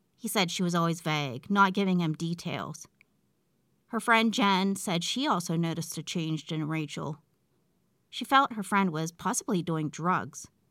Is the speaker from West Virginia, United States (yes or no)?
yes; West Virginia, United States; my hometown in West Virginia